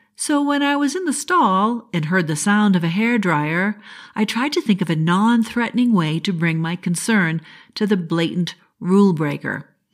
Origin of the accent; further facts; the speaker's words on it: New England, United States; I'm from New England